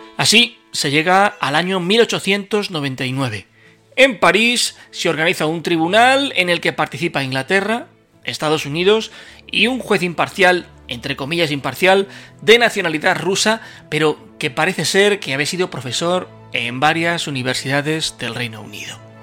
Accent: Spain; la debilidad de nuestro país

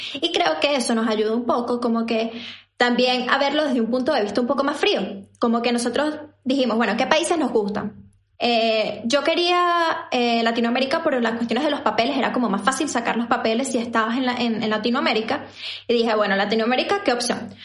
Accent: Venezuela; moved away as an adult; now in Chile; yo también soy venezolana

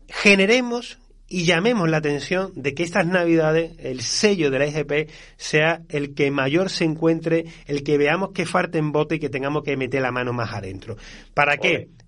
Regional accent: Andalusia, Spain; accent: southern Seville; cuando nos cogen el acento del sur de Sevilla

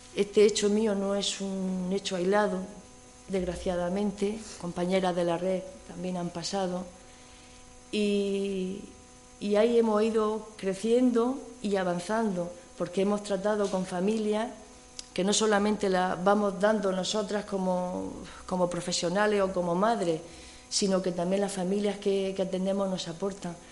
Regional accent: Region of Murcia, Spain; now in Cantabria, Spain; yo soy murciana

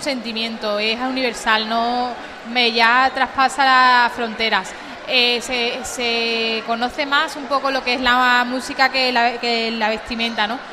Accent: Umbrete, Andalusia, Spain; yo soy de Umbrete y allí tenemos una casa con un patio

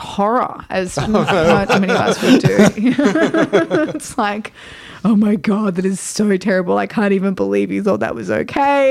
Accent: Australia; moved away as an adult; now in Portland, United States; being an Australian working in America

